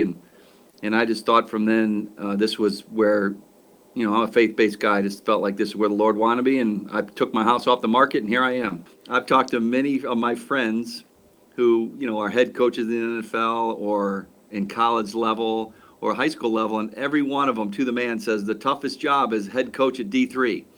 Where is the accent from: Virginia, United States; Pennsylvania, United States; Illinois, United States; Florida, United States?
Illinois, United States; Aurora; I was born in Aurora. My wife was born in Aurora. We're Aurorans